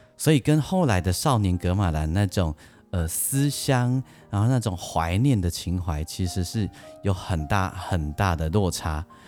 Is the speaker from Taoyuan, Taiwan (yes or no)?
no; Yilan County, Taiwan; also born or lived in Lukang, Changhua County; 我小时候在路港长大，但是呢，我小学四年级以后，我家就搬到宜兰去